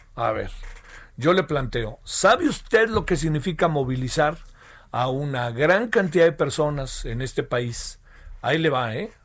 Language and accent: Spanish; Mexico; los mexicanos y las mexicanas tenemos muchos problemas de salud